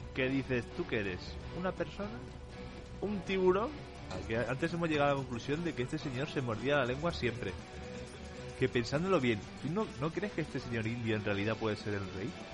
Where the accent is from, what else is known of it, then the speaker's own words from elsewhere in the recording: Catalonia, Spain; aquí en Cataluña tenemos la tradición de, unos gigantes enormes